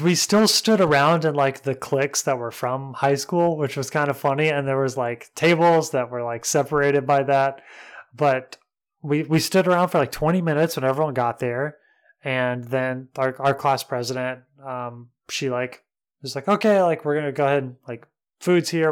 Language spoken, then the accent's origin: English; Mentone, Alabama, United States; moved away; my hometown, Mentone, and it was thirty minutes away from my house